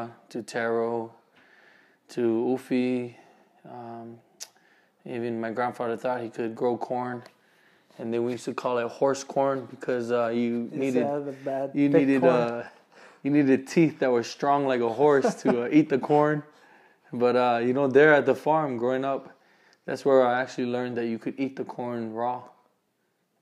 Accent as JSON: {"language": "English", "town": "Waipahu", "region": "Hawaii", "country": "United States", "tie": "born or raised there", "moved": "as an adult", "lives_now": "Utah, United States", "said": "I'm from Hawaii, Honolulu, Oahu, actually from Waipahu"}